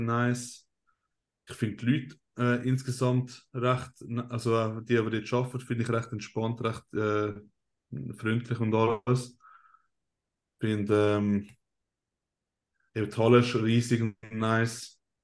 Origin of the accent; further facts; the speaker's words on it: Switzerland; first language Swiss German; German is a second language; als Schweizer, wenn du einen recht starken Akzent hast